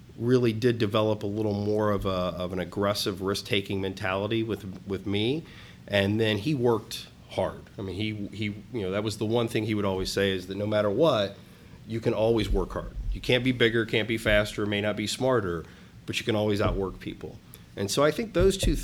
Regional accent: United States; also born or lived in Willard; we grew up near Belleville, which is kind of middle of the country, very small town. Moved when I was in high school to a little town called Willard

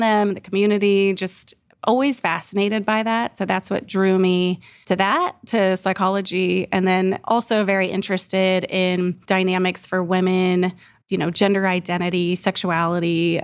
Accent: Bellefontaine, Ohio, United States; now in Columbus, United States; I grew up in Bell Fountain, Ohio.

